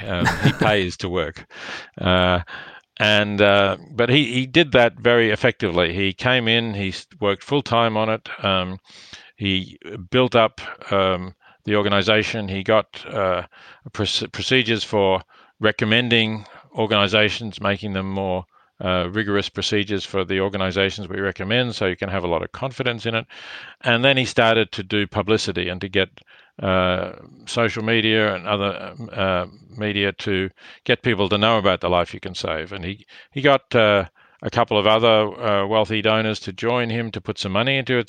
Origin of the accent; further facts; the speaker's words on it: Australia; I am Australian and reasonably well known in Australia